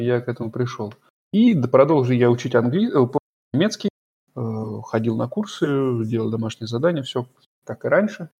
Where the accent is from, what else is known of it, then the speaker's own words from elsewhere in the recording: Voronezh, Voronezh Oblast, Russia; accent: okanye; moved away as an adult; now in Germany; в Воронеже в своём родном городе.